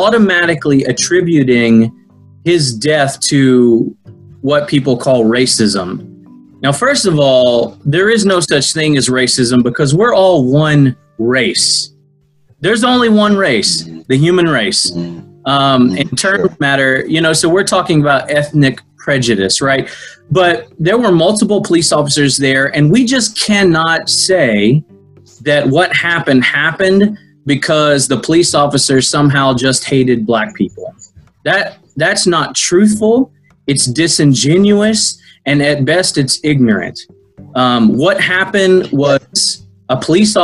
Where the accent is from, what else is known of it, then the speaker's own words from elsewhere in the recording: United States; I'm American